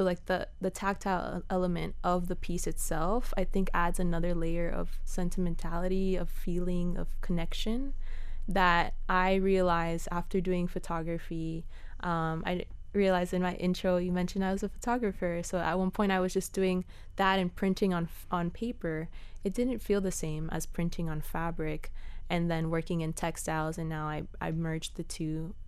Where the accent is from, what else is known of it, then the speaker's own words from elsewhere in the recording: Cutler Bay, Florida, United States; So I grew up in near Cutler Bay, near Goulds area